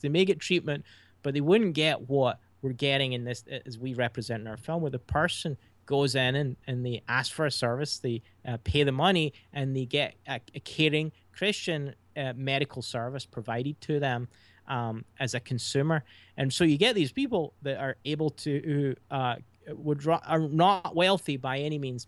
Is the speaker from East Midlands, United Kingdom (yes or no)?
no; Scotland, United Kingdom; moved away as an adult; now in United States